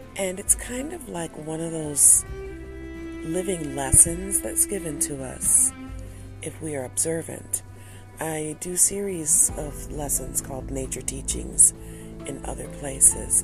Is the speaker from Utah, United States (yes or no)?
no; Detroit, Michigan, United States; I'm from Detroit.